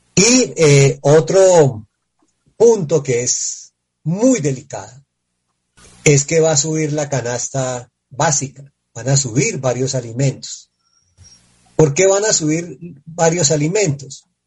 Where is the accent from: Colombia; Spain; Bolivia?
Colombia; los colombianos que estamos